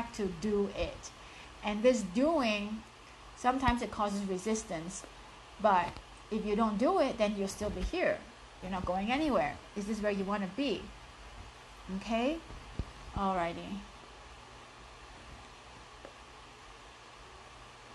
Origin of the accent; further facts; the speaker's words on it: Singapore; accent: thick Singaporean; I'm from Singapore. I have a very strong and thick Singaporean accent.